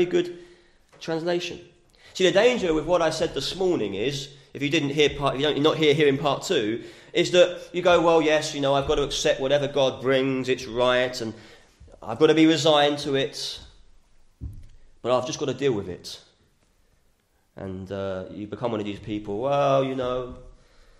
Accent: United Kingdom; We're British

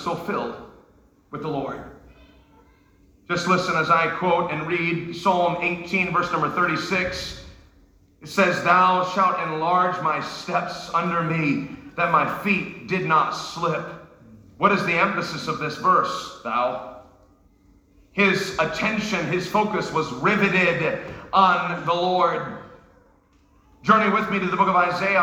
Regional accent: New York, United States; I'm from New York. My dad's from Brooklyn. My mother's from New Jersey.

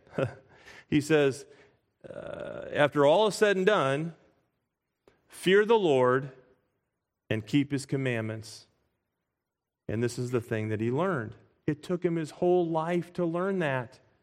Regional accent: United States

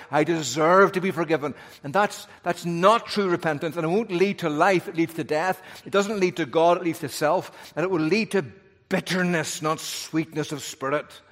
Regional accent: Northern Ireland, United Kingdom; I'm from Northern Ireland

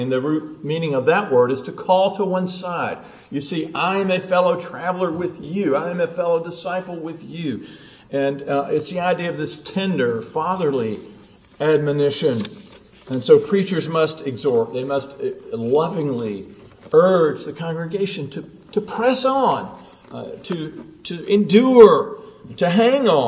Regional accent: the South, United States; I grew up in the South

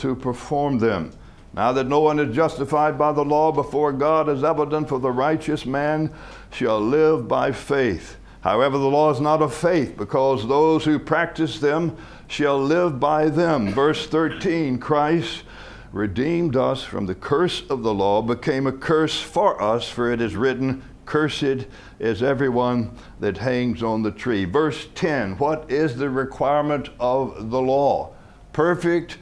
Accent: United States; I was born in America.

